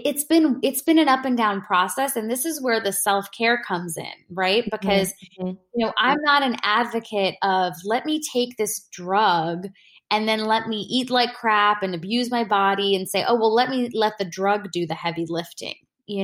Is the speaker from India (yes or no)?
yes; India; And I'm an Indian woman, you know, my parents, like, they're not against, you know, medications and stuff just in general